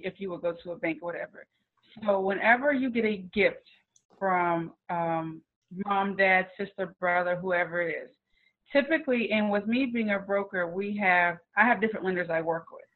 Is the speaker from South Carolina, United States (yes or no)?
yes; North Charleston, South Carolina, United States; I'm originally from North Charleston